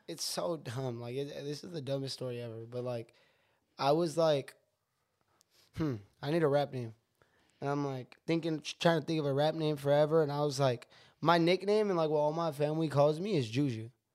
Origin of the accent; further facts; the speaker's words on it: San Jose, California, United States; also born or lived in Riverside, California; They were moving from L A to Washington to San Jose, California, where I grew up